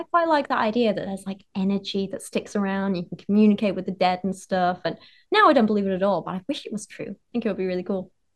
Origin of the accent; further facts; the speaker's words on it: Penistone, Yorkshire and the Humber, United Kingdom; Barnsley is near where I grew up. I grew up in Penistone